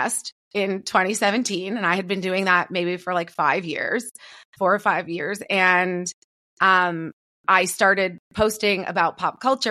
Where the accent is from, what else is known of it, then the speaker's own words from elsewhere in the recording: Toronto, Ontario, Canada; I'm from Toronto, from … City